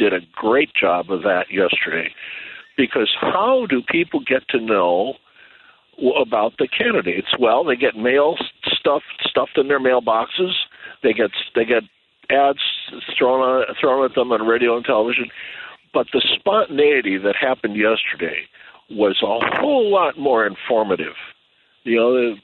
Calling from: San Jose, California, United States; I'm calling you from San Jose, California

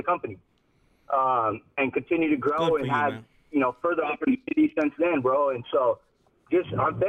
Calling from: Seattle, Washington, United States; From Seattle, Washington.

